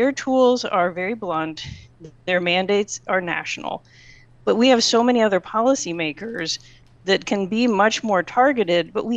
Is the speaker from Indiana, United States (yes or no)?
yes; the Midwest, Indiana, United States; moved away; I grew up in the Midwest. The last thing my family wants to do in Indiana is move to New York City